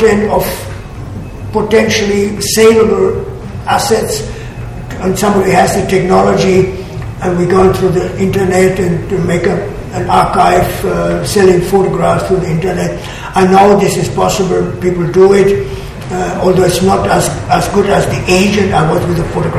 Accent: small town near Hanover, Lower Saxony, Germany; moved away as an adult; It's in Germany, in a small town where I was born. It's near Hanover

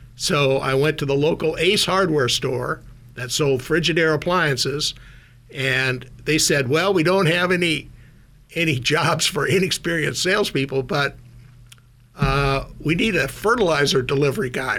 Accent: Minot, North Dakota, United States; moved away as an adult; also born or lived in Minnesota; now in Silicon Valley, United States; I grew up in Minot, North Dakota, a town of about, at the time, 25, 30,000 people.

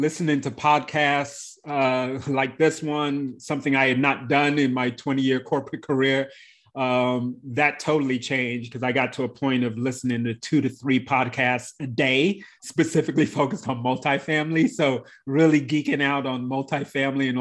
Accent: London, United Kingdom; moved away; also born or lived in Bradley Beach, New Jersey / New York City; I come to the US, having been born in the UK. So London is actually my hometown.

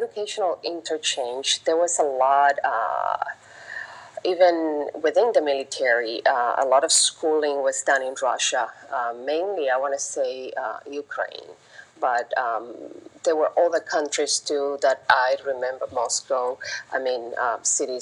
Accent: Havana, Cuba; moved away; also born or lived in Bellingham, Washington; I was born in Havana, 1969

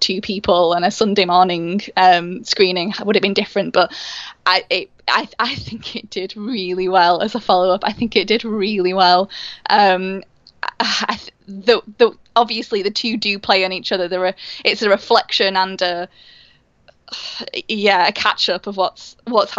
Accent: Manchester, North West England, United Kingdom; my hometown of Manchester

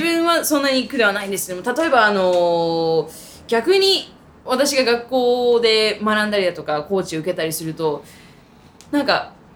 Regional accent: Japan; now in United States; あの日本人だっていうのを知らなかったって言われることがたまにあるんですね

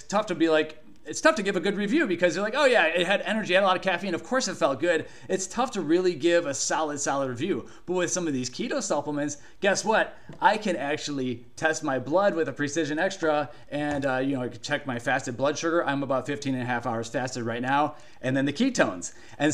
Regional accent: Cleveland, Ohio, United States; I grew up in Cleveland, Ohio

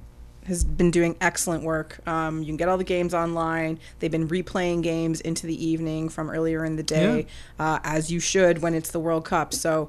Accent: Canada; Please do this for us, like, as Canadian soccer fans, or just as soccer fans.

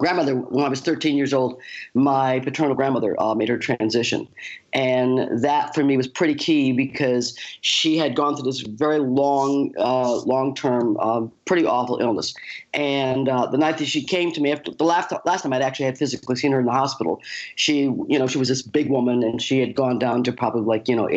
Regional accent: Western upstate New York, United States; I left home at the age of 18, moved to New York City, because I'm from you know, I was from Western upstate New York

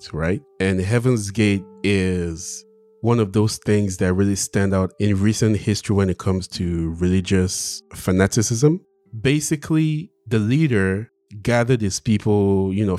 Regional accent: Nigeria; growing up in Nigeria, I went to all the churches possible.

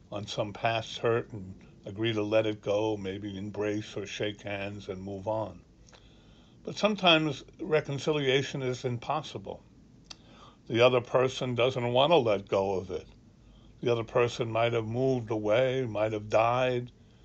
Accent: Ireland; now in Annapolis, United States; Being an Irishman

